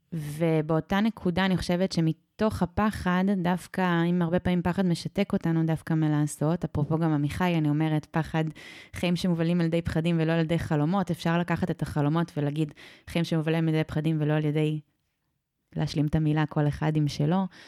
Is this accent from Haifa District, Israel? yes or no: no; Sde Warburg, Central District, Israel; לשדה ורבורג, אה, שם גדלתי